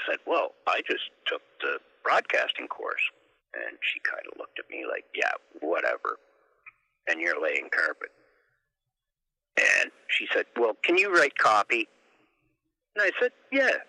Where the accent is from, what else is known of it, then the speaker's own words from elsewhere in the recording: Smiths Falls, Ontario, Canada; I was from Smith Falls